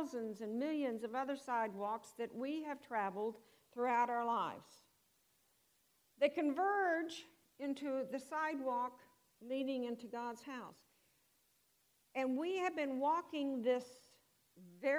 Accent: Houston, Texas, United States; I was raised in Houston

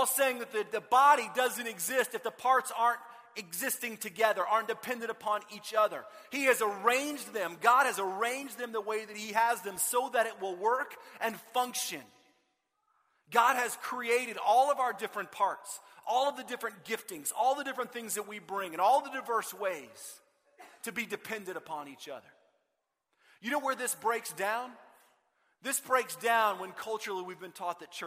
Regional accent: Austin, Texas, United States; I grew up in Austin

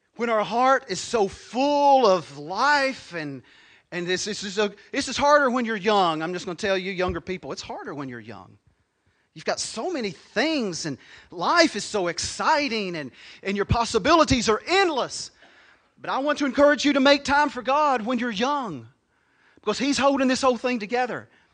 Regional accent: United States; I was born in Crittenden County

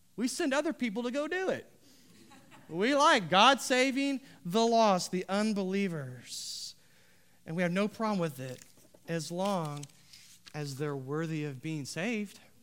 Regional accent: United States; Our country, you see, was founded on protesting authorities.

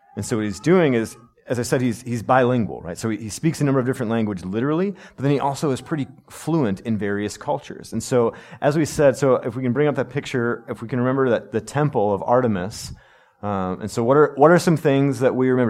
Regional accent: United States; as American people

